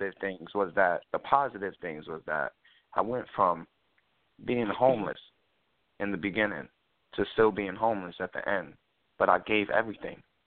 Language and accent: English; New York City, New York, United States; I grew up in uh in the South Bronx